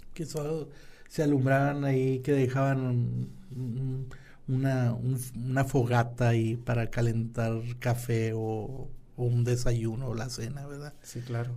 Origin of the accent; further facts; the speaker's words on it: San Buenaventura, Coahuila, Mexico; somos samunenses, que somos del centro, que somos de Coahuila, que somos del norte